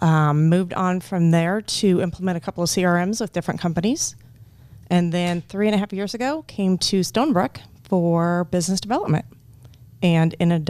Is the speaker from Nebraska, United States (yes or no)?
yes; Ainsworth, Nebraska, United States; I'm from Ainsworth.